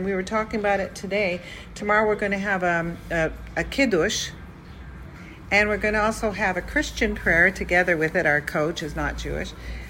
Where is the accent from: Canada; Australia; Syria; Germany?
Canada; Toronto, Ontario; moved away as an adult; now in Israel; As a Canadian